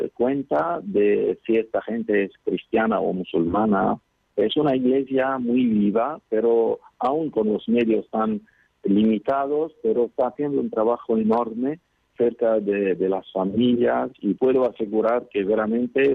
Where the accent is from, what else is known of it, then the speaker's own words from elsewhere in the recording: Qobayat, Akkar, Lebanon; Os hablo desde Líbano, desde mi pueblo que se llama Kobayat en el norte del país